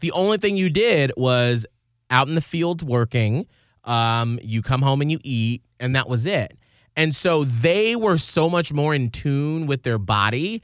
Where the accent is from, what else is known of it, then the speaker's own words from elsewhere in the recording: Atlanta, Georgia, United States; moved away; I grew up in Atlanta where our company is based